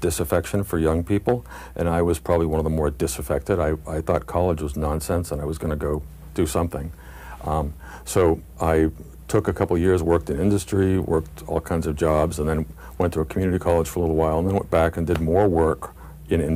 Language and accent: English; Wayland, Massachusetts, United States; also born or lived in Southbridge, Massachusetts / Waltham, Massachusetts; now in Franklin, United States; I grew up in the western suburbs of Boston, first in Waltham, and then my folks moved to Cochituate, which is the part of Wayland where the shoe factories used to be